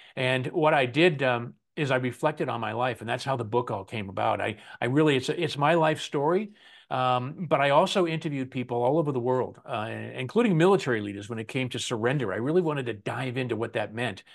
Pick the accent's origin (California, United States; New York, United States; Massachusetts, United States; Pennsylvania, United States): Massachusetts, United States; Boston; moved away; my buddies back home where I grew up in Boston